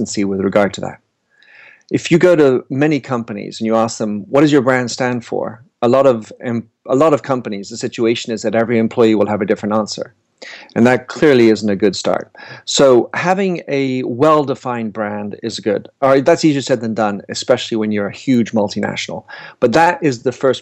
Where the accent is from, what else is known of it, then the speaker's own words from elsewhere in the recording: United States; also born or lived in Paris; now in London, United Kingdom; I'm an American based in London and Paris